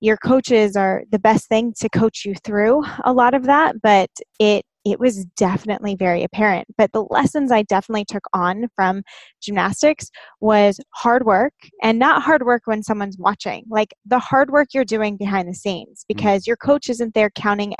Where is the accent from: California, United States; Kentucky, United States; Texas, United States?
California, United States; Inland Empire, Southern; I grew up in the Inland Empire